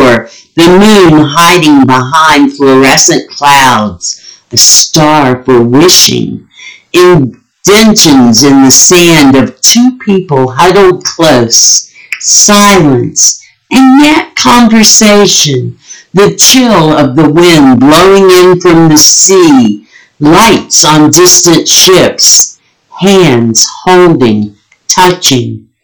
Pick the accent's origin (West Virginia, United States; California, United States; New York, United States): West Virginia, United States; moved away; one was a friend I grew up with in West Virginia